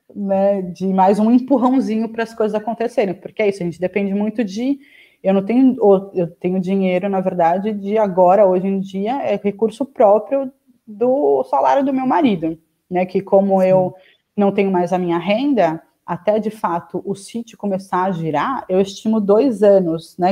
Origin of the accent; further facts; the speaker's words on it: São Paulo, Brazil; also born or lived in Piracaia; sou de São Paulo, capital